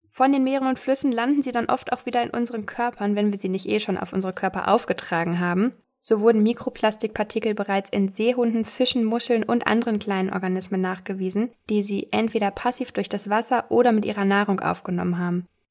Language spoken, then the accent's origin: German; Castrop-Rauxel, North Rhine-Westphalia, Germany; aus meiner Heimat in Castrop-Rauxel